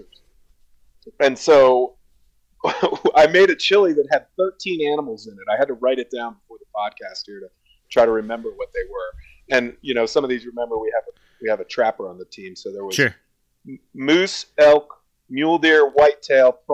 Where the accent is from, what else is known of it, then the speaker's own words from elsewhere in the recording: Columbus, Ohio, United States; moved away as an adult; now in Jackson Hole, United States; I grew up in Columbus, Ohio, which is one of the chili capitals of the United States